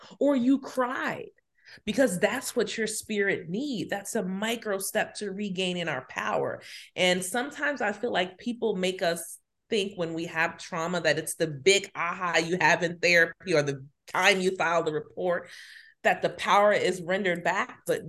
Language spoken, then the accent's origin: English; Chicago, Illinois, United States; I'm from Chicago. I resonate with her story very much as a Southside girl from the city of Chicago.